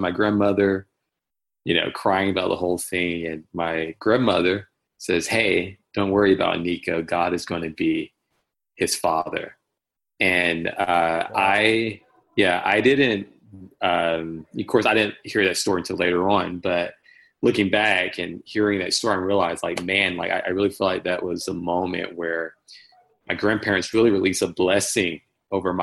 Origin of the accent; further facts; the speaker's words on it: Washington, North Carolina, United States; born and raised in Eastern North Carolina, a small town called Washington, North Carolina